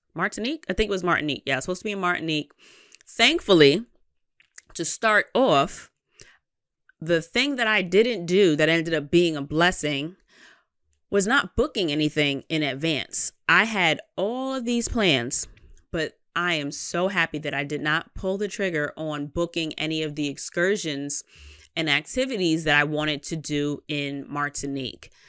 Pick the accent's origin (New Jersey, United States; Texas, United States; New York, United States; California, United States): New York, United States; I'm from New York